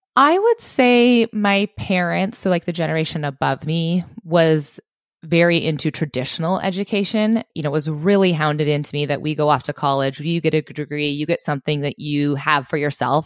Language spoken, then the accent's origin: English; Southwest Montana, United States; I grew up in Southwest Montana